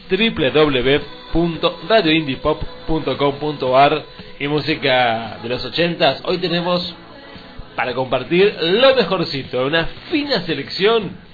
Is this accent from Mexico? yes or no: no; Argentina; Así somos los argentinos.